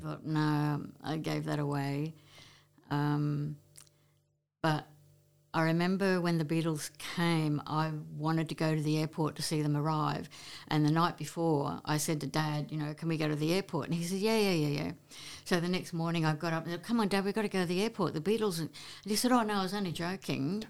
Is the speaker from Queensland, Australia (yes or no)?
yes; Queensland, Australia; now in Brisbane, Australia; we moved to Maribyrnong, um, moved in with my father's parents, and, um, I started schooling grade four there.